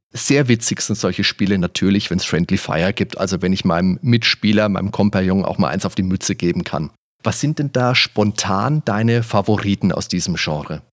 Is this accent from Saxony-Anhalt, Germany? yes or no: no; Würzburg, Bavaria, Germany; das war bei uns in Würzburg